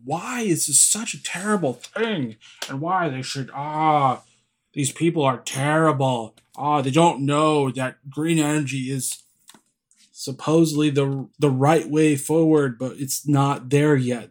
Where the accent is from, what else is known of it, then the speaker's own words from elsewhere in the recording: California, United States; I'm from California